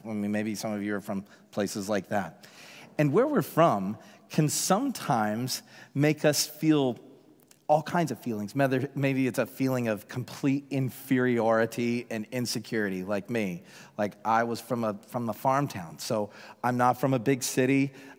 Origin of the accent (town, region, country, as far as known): Georgia, United States; born or raised there; accent: Southern; moved away as an adult; also born or lived in England / Nevada; now in Seattle, United States